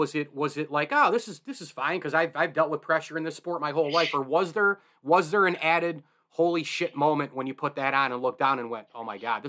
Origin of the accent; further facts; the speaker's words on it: Brewerton, New York, United States; my hometown of Burton, New York, just, you know, whatever, 15 minutes north of the city of Syracuse.